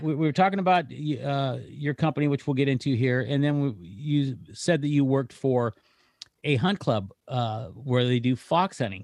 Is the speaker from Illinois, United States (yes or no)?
no; Northern California, United States; moved away; I'm from Northern California. I mean, I lived in California a lot of years.